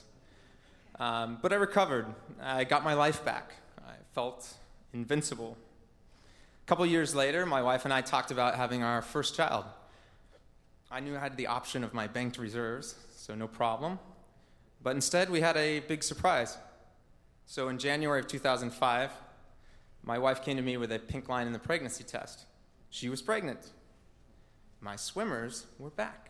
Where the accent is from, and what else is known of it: Portland, Oregon, United States; born or raised there